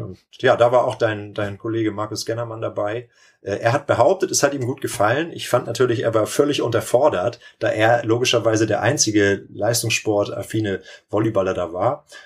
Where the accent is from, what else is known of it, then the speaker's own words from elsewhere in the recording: Lübeck, Schleswig-Holstein, Germany; also born or lived in Kiel / Timmendorfer Strand; Ich komme ja hier aus der Region Timmendorf. Ich bin in Lübeck geboren